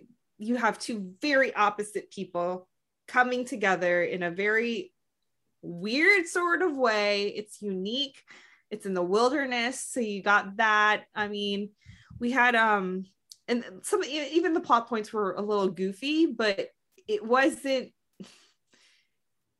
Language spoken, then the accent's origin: English; United States; I'm Filipino American